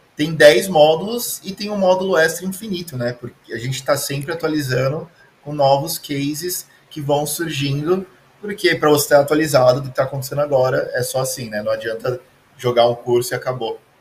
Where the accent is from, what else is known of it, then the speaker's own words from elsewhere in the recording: Brazil; Ah, Brasil